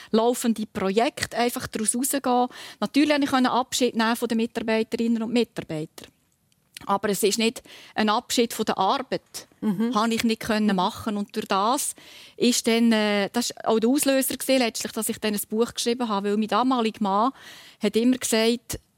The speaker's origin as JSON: {"language": "German", "region": "Lucerne", "country": "Switzerland", "tie": "born or raised there", "said": "aus dem Kanton Luzern, notabene aus dem Luzerner Hinterland, wo ich aufgewachsen bin, immer wieder Kommandanten sind von der Schweizer Garde"}